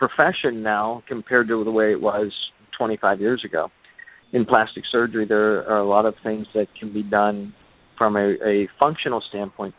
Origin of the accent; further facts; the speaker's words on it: Pittsburgh, Pennsylvania, United States; moved away as an adult; now in White Sulphur Springs, United States; I originally was in practice in my hometown in Pittsburgh, Pennsylvania, for about 15 years